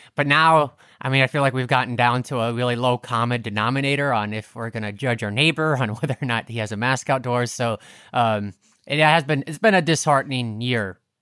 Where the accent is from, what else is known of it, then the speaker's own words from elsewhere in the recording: Brainard, Nebraska, United States; moved away as an adult; I do definitely love Brainerd